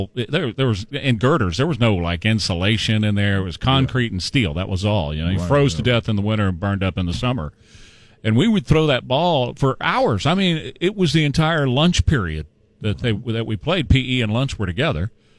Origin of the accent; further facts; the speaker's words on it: Northeast side, Texas, United States; growing up on the Northeast side